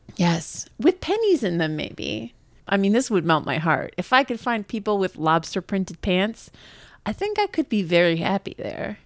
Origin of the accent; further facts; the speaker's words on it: New York, United States; as a New Yorker